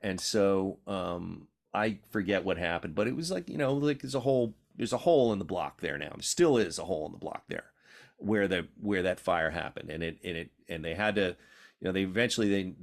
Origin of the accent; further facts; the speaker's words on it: New York City, New York, United States; also born or lived in Philadelphia; now in San Francisco, United States; I was born in Brooklyn, New York.